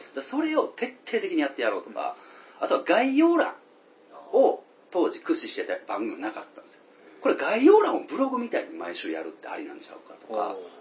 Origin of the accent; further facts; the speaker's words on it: Tokushima, Japan; 僕ら地元徳島で、今も徳島から配信してる